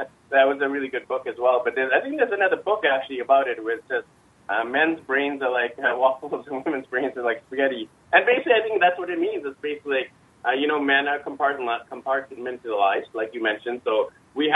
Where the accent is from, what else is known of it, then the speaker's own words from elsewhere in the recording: Vancouver, British Columbia, Canada; I'm from Vancouver, Canada